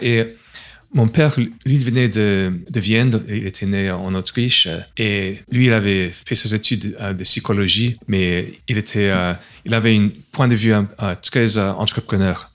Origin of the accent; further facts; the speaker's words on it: New York, United States; French is a second language; moved away as an adult; now in Montpellier, France; je suis de New York, donc c'était au lycée que j'ai vu les premiers ordinateurs